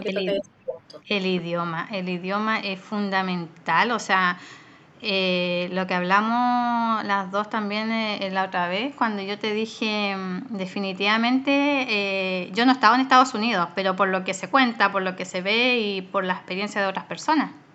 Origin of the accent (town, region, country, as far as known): Chile; moved away as an adult; now in Australia